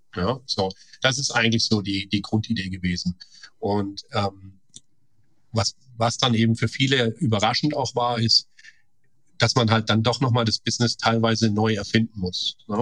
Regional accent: Stuttgart region, Baden-Württemberg, Germany; moved away as an adult; also born or lived in Karlstad, Sweden / San Francisco Bay Area, United States; now in Heilbronn, Germany; ich komme ja aus der Stuttgarter äh, Region

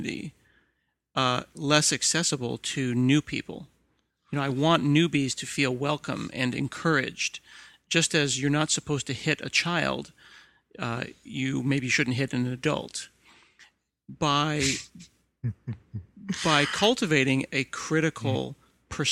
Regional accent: United States; as an American

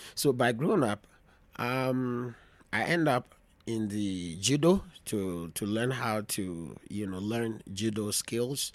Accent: Volta, Ghana; moved away; also born or lived in Greater Accra, Ghana / Europe / United States; by region, I'm from the Volta region. I grew up in Volta region before coming to the, um, to the city of Greater Accra.

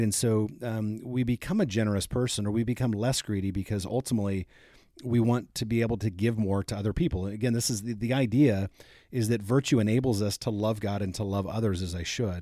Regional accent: Fort Wayne, Indiana, United States; I grew up in Fort Wayne, Indiana, and we used to go to Glenbrook Mall.

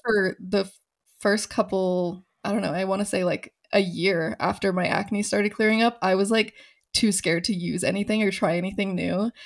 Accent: Phoenix, Arizona, United States; moved away as an adult; also born or lived in Los Angeles; now in Denver, United States; I was born and raised in Phoenix

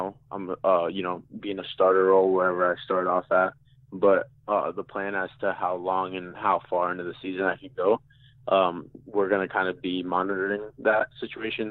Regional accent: South Florida, United States; I grew up down in South Florida.

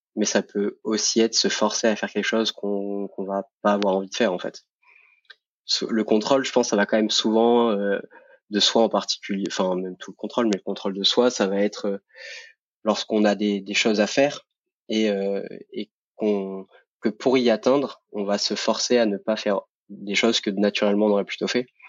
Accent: Montpellier, Occitania, France; j'habite actuellement à côté de Montpellier. je suis né là-bas, donc je suis un sudiste et fier de l'être

